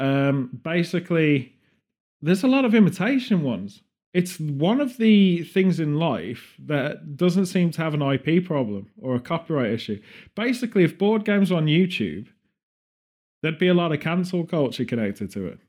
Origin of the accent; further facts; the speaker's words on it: Birmingham, West Midlands, United Kingdom; We're from Birmingham